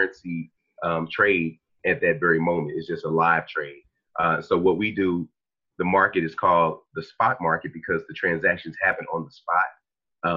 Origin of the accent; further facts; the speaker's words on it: Dallas, Texas, United States; I'm from Dallas, Texas